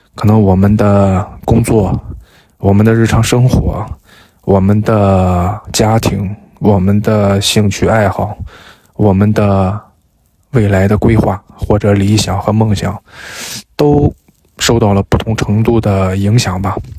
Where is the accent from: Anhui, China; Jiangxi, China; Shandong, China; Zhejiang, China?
Shandong, China; Jinan; also born or lived in Haiyang; 今年是我有生以来第一次没有在我的家乡济南过年